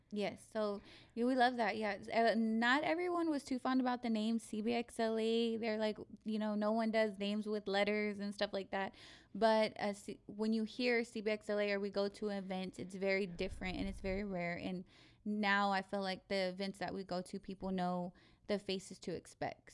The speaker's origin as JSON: {"language": "English", "town": "Abilene", "region": "Texas", "country": "United States", "moved": "as an adult", "lives_now": "San Antonio, United States", "said": "I'm from Abilene. I'm not from San Antonio"}